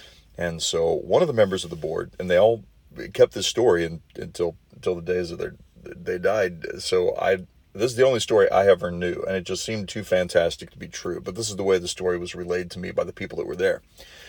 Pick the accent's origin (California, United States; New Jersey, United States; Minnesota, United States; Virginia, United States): Minnesota, United States; Marshall; also born or lived in Lake Benton, Minnesota / Brookings, South Dakota; I'm sitting here in my hometown of Marshall, Minnesota, the place where kind of all began. One of my many hometowns, actually. Marshall, Minnesota, Lake Benton, Minnesota, and Brookings, South Dakota, I would all consider hometowns.